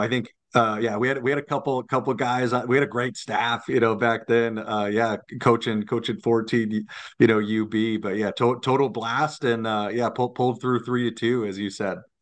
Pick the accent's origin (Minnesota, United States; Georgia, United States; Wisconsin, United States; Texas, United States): Minnesota, United States; Lakeville; I'm a Lakeville guy, so I grew up in Lakeville